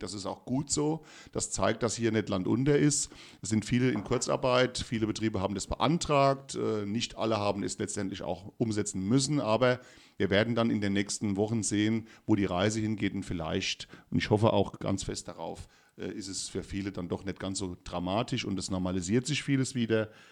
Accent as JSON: {"language": "German", "region": "Rhineland-Palatinate", "country": "Germany", "said": "bei uns in Rheinland-Pfalz"}